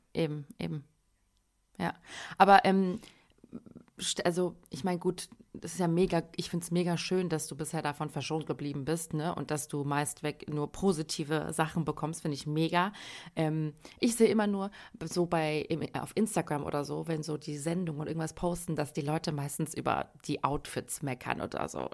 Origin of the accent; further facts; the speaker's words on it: Germany; wir sind ja quasi auch in Deutschland äh, geboren, aufgewachsen